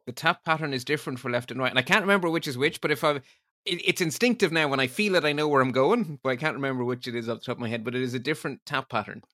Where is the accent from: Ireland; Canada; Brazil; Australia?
Ireland